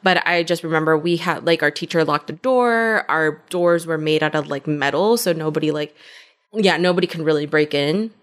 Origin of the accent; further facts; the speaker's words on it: Compton, California, United States; moved away as an adult; also born or lived in Culver City, California / Inglewood, California; now in Austin, United States; I'm from L A," but in more specific terms, Compton. I originally was born in Culver City